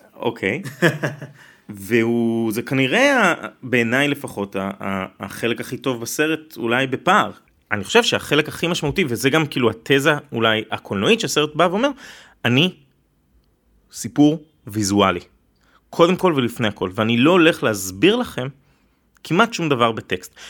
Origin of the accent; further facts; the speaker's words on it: Israel; אני כישראלי יהודי